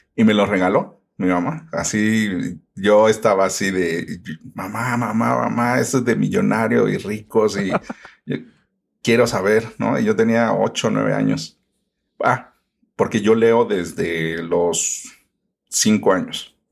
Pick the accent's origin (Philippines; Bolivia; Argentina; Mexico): Mexico; Mexico City; Yo originalmente soy de la Ciudad de México. Aquí, bueno, como en todas las ciudades, van cambiando los nombres, aunque sigue siendo todo lo mismo. Entonces se llamaban delegaciones y ahora se llaman alcaldías. Yo nací en la alcaldía de Iztapalapa